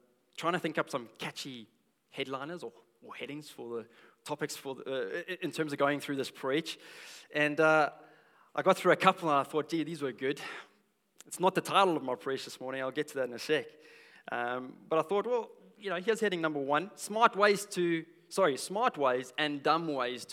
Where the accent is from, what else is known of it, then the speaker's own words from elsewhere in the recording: South Africa; now in Australia; I'm South African. I'm a South African.